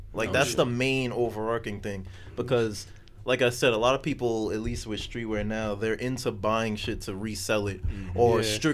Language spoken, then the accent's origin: English; New York City, New York, United States; growing up, being born and raised in New York